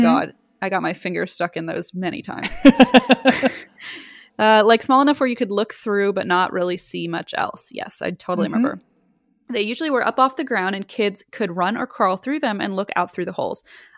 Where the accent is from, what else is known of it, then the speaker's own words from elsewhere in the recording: Iowa, United States; I was born and raised in Iowa, and most of my family lives in Iowa, too.